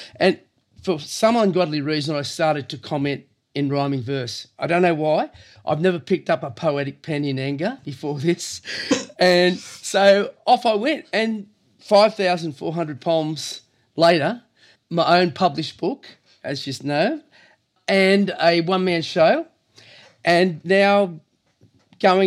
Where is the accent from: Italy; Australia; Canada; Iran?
Australia; Cronulla, New South Wales; also born or lived in Lilli Pilli / Woolooware; I was born and bred in Cronulla, born in 54. And I grew up in Lillipilli, and we moved to Woolaware